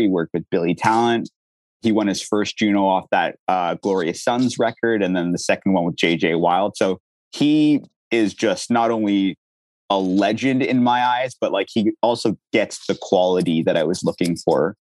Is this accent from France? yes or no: no; Ottawa, Ontario, Canada; moved away; also born or lived in Durham Region, Ontario; we moved from Ottawa, where I grew up, to the Durham region, which is like Ajax, Oshawa